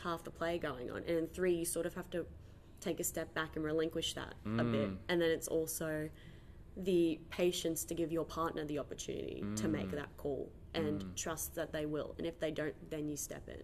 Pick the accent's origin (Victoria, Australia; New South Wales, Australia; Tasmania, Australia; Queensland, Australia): Queensland, Australia; Gladstone; moved away as an adult; I'm originally from Gladstone